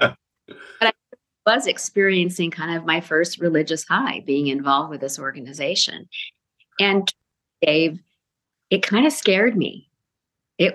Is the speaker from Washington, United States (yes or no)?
yes; Spokane, Washington, United States; moved away as an adult; also born or lived in Sacramento, California; I grew up in Spokane, Washington.